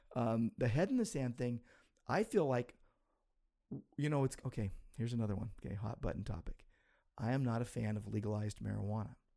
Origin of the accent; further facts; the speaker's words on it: United States; I'm an American